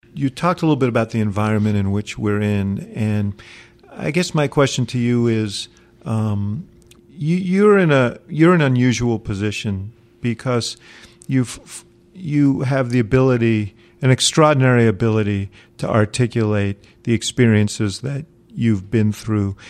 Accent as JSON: {"language": "English", "region": "New York", "country": "United States", "moved": "yes", "lives_now": "Chicago, United States", "said": "I come from New York, so when I came to Chicago many, many, many years ago"}